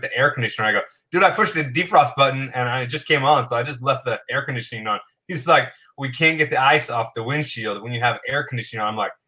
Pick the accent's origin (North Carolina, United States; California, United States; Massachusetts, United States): California, United States; Southern; So I grew up in Southern California. There's no snow, no ice, none of that kind of crap, right?